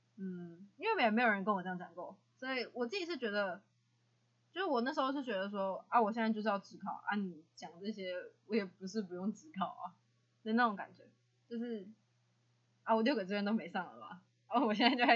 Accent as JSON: {"language": "Chinese", "region": "Hsinchu", "country": "Taiwan", "said": "啊，因为我是新竹人嘛，啊，我就想要去北部嘛。"}